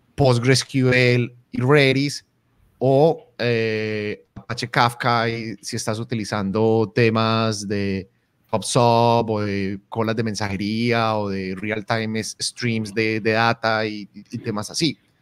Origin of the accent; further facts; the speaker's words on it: Colombia; en Colombia utilizamos la vaina como esa cosa